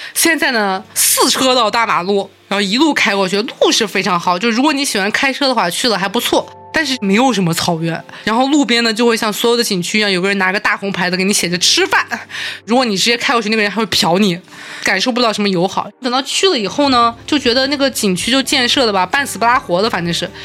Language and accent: Chinese; Urumqi, Xinjiang, China; now in Beijing, China; 新疆是我的家乡，我在新疆读了小学和初中